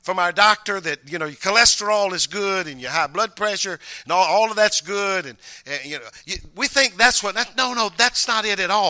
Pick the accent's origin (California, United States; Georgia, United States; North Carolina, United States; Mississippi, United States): Mississippi, United States; moved away; I came from Mississippi. I started the school in the first grade